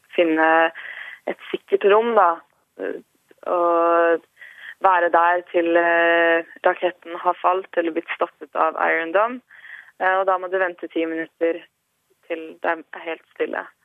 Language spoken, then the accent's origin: Norwegian; Norway; also born or lived in Ashkelon, Israel; now in Tel Aviv, Israel; Jeg er jo norsk